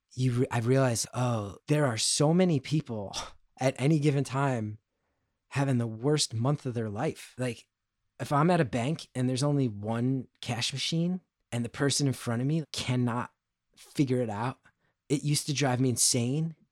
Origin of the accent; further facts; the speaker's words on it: New Jersey, United States; Growing up in North Jersey in the eighties and nineties